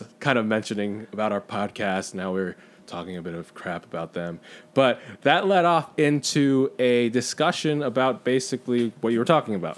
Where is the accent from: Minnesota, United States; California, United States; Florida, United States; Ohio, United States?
California, United States; Southern; I am your Taiwanese-American Southern Californian.